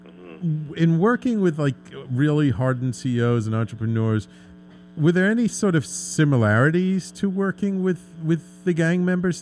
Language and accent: English; New York City, New York, United States; I grew up in the Bronx